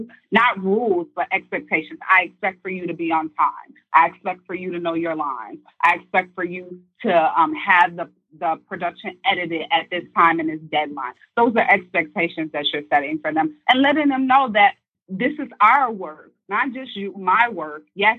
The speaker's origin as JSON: {"language": "English", "region": "Midwest", "country": "United States", "said": "I'm from the Midwest. So I was new to the city, and I wasn't expecting all of these different personalities."}